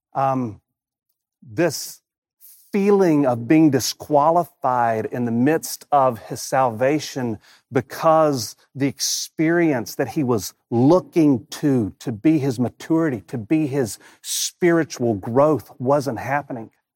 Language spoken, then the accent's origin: English; Rocky Mount, North Carolina, United States; moved away as an adult; I haven't lived in my hometown of Rocky Mountain, North Carolina since, since nineteen ninety-six